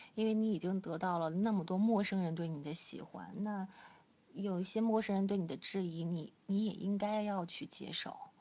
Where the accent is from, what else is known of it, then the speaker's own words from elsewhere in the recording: Chifeng, Inner Mongolia, China; moved away; 我赤峰，我是在赤峰出生的，赤峰最早是归辽宁管，然后八四年就拨给内蒙了